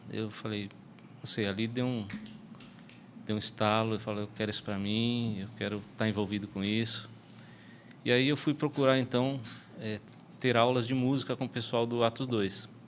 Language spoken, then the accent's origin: Portuguese; São Paulo, Brazil; Eu sou de São